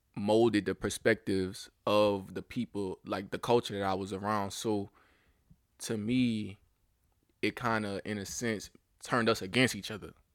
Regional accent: Louisiana, United States; growing up in the South, I can't necessarily say I experienced ra-, a lot of racism at a young age

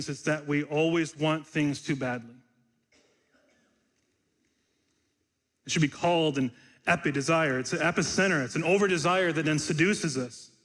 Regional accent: Michigan, United States; When I was a kid growing up in Michigan during the hot, humid summers

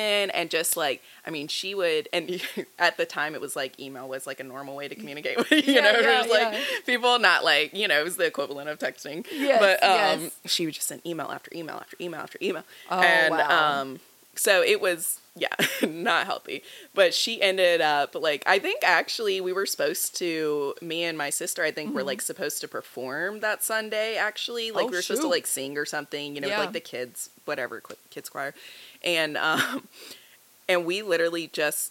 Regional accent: Wesley Chapel, North Carolina, United States; born and raised North Carolinian. I was born in the Charlotte area

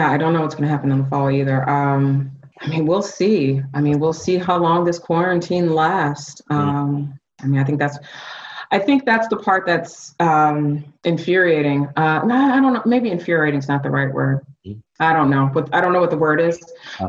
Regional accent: Ann Arbor, Michigan, United States; now in Atlanta, United States; I grew up in Ann Arbor, Michigan, born and raised Ann Arbor, Michigan. And you know, I felt that way before I moved to Atlanta.

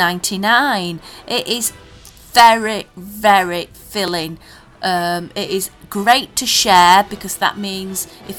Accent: Yorkshire and the Humber, United Kingdom; we're from Yorkshire

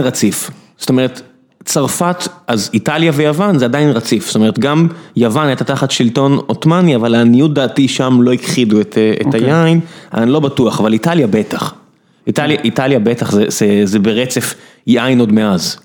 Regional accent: Israel; אני מודה כישראלי

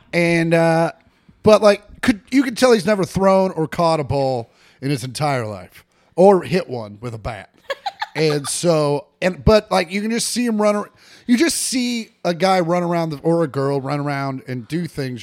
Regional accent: De Soto, Kansas, United States; now in Los Angeles, United States; I grew up in DeSoto, out in the sticks

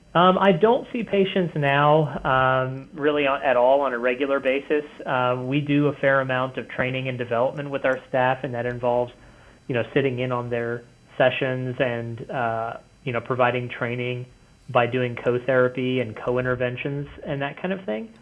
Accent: Cincinnati, Ohio, United States; moved away as an adult; now in northern Kentucky, United States; we live in northern Kentucky now, but uh, yeah, I grew up in Cincinnati

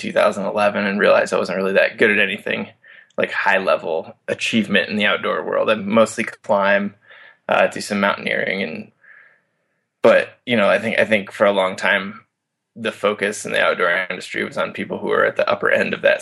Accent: Iowa, United States; moved away as an adult; also born or lived in Montana; now in Denver, United States; I grew up in Iowa

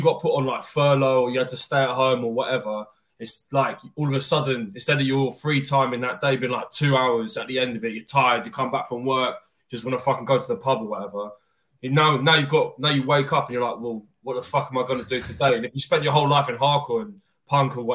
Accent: London, United Kingdom; I'm from London, yeah. Born and raised, but I've never left, really.

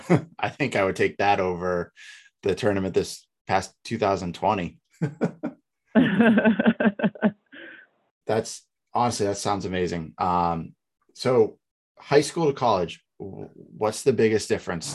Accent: New Hampshire, United States; moved away; I'm from New Hampshire

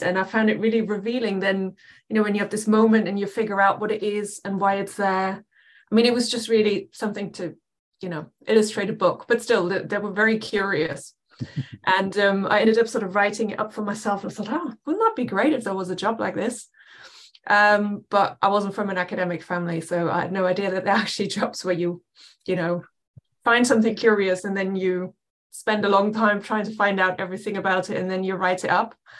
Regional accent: near Dusseldorf on the Dutch border, North Rhine-Westphalia, Germany; moved away as an adult; now in England; I grew up in Germany, uh, very uh, west of the country, right on the Dutch border. So um, uh, outside Dusseldorf, but quite a small town

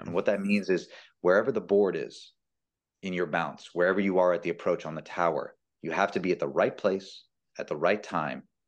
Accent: Bloomington, Indiana, United States; moved away as an adult; also born or lived in Wyoming / North Carolina / Wisconsin; now in Madison, United States; When I went to Indiana and I grew up in Bloomington

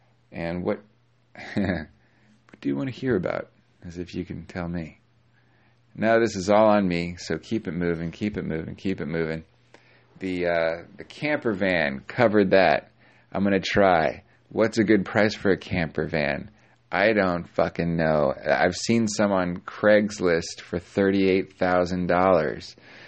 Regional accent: California, United States; born there; But I'm not. I'm from all over the place. And although I was born in SoCal, so maybe you get your accent when you're born.

